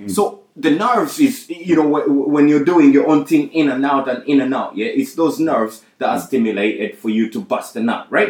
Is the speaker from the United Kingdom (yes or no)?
yes; England, United Kingdom; I grew up in England. I was fostered in England. Hence, I took on the … name.